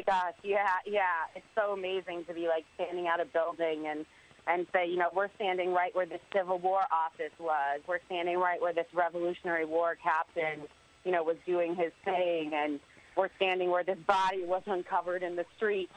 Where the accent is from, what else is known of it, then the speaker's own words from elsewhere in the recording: Connecticut, United States; I grew up in Connecticut